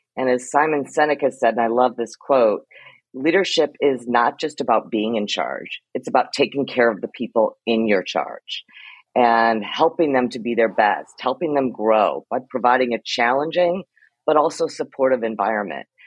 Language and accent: English; Ohio, United States; moved away as an adult; also born or lived in Iowa / New Zealand / New York; I'm a Midwestern girl by heart. I was born in Iowa, grew up in Ohio